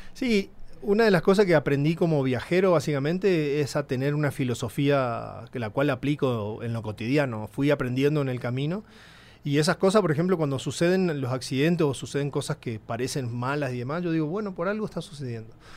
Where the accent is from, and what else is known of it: El Colorado, Formosa, Argentina; born or raised there; moved away as an adult; also born or lived in Buenos Aires; now in Mexico